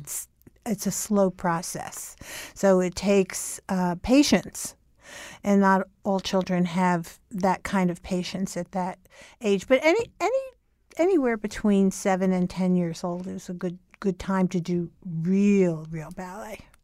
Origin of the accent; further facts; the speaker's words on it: Newark, New Jersey, United States; moved away as an adult; also born or lived in New York; I grew up in Newark, New Jersey, and I lived there until I was twenty-four years old